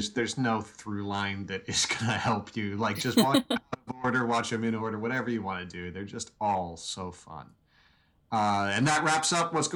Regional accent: Kansas, United States; growing up in Kansas

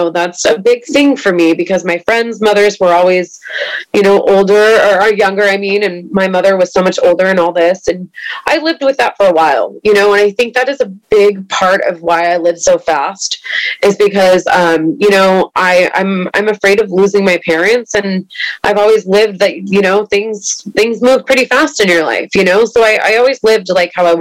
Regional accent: East Bay, California, United States; I grew up in the East Bay

